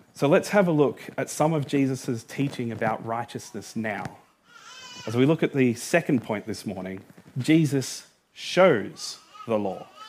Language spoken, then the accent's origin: English; Australia; I was born in Australia.